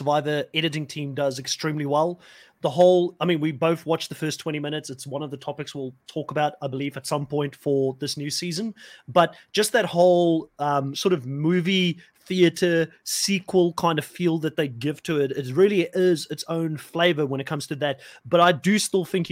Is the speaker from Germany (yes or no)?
no; South Africa; I'm also from South Africa